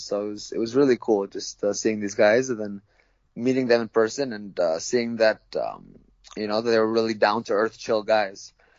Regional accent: Tokyo, Japan; I was born and raised in Tokyo, Japan, actually. I'm half Filipino, half American, but I was born and raised in Tokyo, Japan because my parents are international school teachers.

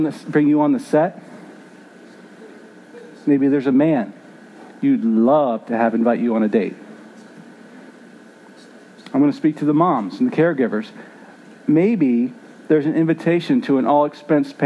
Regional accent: Philadelphia, Pennsylvania, United States; Growing up in Philly

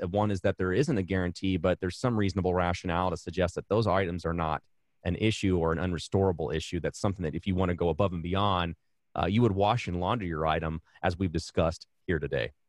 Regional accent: Arizona, United States; I hail from Arizona

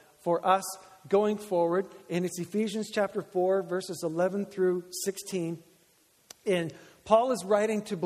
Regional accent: the Maritimes, Canada; We're from the Maritimes

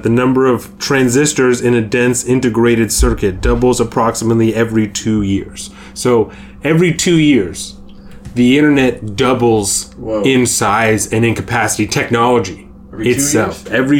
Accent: Bremerton, Washington, United States; when you're a young motherfucker growing up in Bremerton

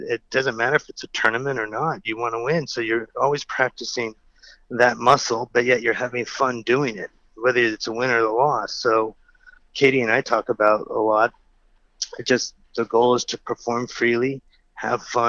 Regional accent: California, United States; growing up in California

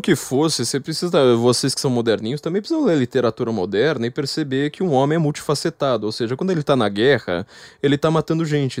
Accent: São Paulo, Brazil; eu, como paulista

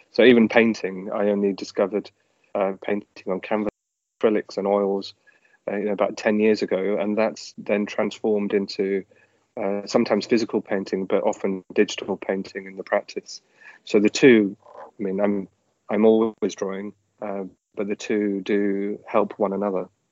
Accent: Leeds, Yorkshire and the Humber, United Kingdom; I grew up in Leeds

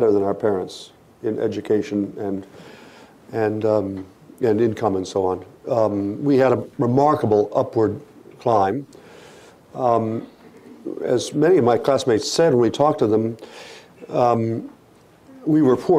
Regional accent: Port Clinton, Ohio, United States; moved away; When I was growing up in Ohio in the 1950s

